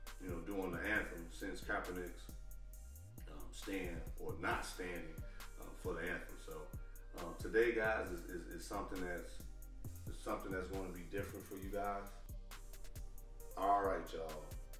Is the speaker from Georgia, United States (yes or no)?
no; Gary, Indiana, United States; I'm from Gary, Indiana myself, as far as a fellow Midwestern in the building.